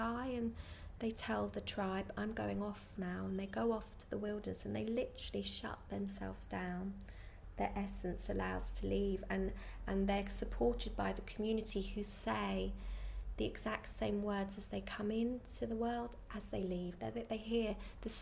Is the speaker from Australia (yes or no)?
no; Ireland; where I come from Ireland